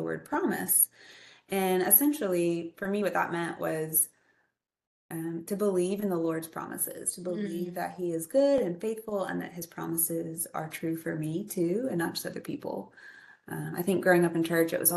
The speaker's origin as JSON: {"language": "English", "area": "Greenville-Spartanburg area", "region": "South Carolina", "country": "United States", "tie": "born or raised there", "said": "I grew up in Greenville-Spartanburg area"}